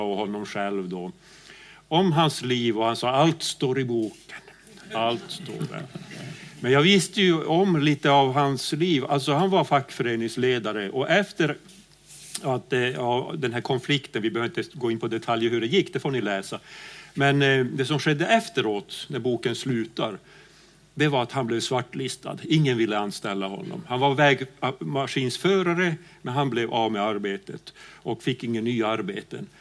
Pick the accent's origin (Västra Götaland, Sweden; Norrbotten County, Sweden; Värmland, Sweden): Norrbotten County, Sweden; Pajala; jag kommer ju från Pajala längst upp i Norrbotten